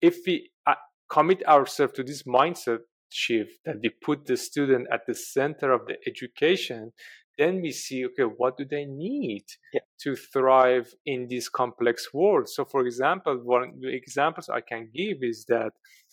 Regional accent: Iran; moved away; I come from Iran

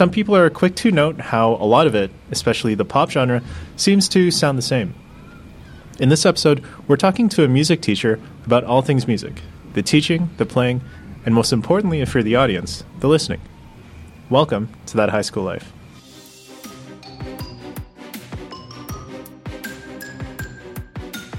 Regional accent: Brampton, Ontario, Canada; moved away; Same hometown

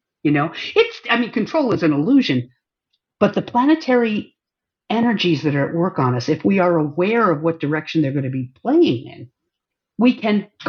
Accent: northern New York, United States; born or raised there; also born or lived in Germany

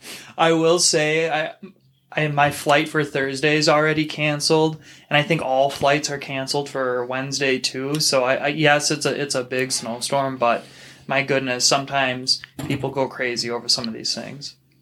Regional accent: Minnesota, United States; I'm from Minnesota. I was raised in Minnesota, same with you

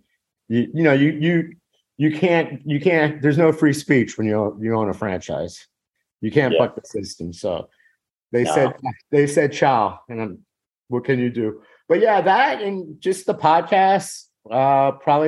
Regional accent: United States; I was born here

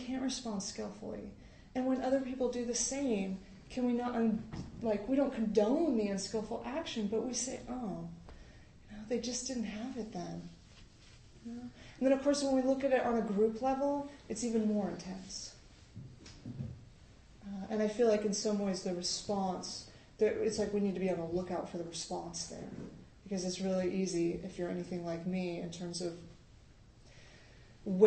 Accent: United States; as an American

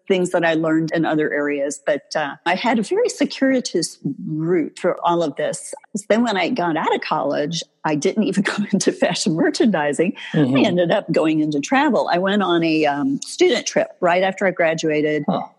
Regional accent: Chicago, Illinois, United States; moved away as an adult; now in Texas, United States; I really had wanted to move somewhere warm because growing up in the Chicago area, I knew early on I wasn't going to stay there. I couldn't stand the winter.

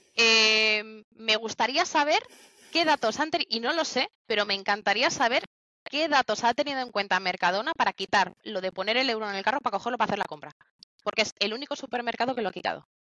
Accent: Barakaldo, Basque Country, Spain; yo soy de Barracaldo y estoy en la nave de aquí Bilbao

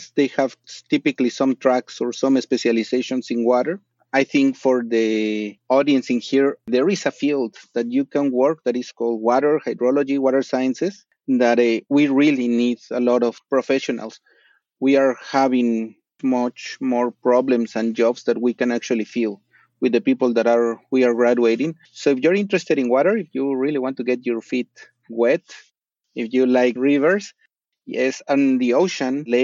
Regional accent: Mexico City, Mexico; moved away as an adult; So I was born in Mexico City, La Ciudad de Mexico. Grew up there 26 years of my life.

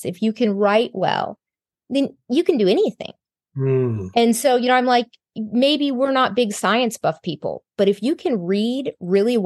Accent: Texas, United States; I'm from Texas. I was born and raised here

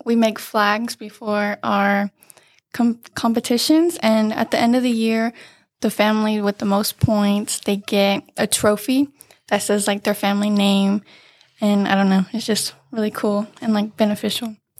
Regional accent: Banning, California, United States; I've been here since kindergarten and I grew up going to Hofer.

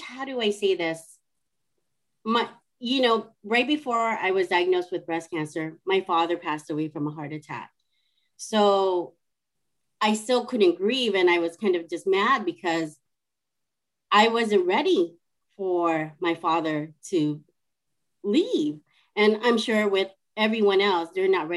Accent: California, United States; moved away as an adult; now in Seattle, United States; I am originally from California, and I live in Seattle, Washington, and I moved here because of my husband

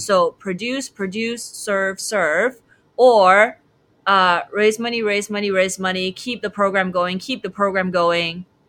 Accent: Shanghai, China; moved away as an adult; also born or lived in United States; I'm from Shanghai, China

